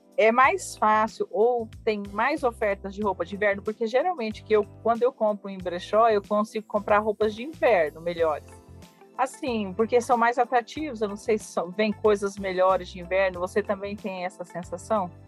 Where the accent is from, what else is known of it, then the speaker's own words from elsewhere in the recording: Mato Grosso do Sul, Brazil; also born or lived in Curitiba; nós somos do Mato Grosso do Sul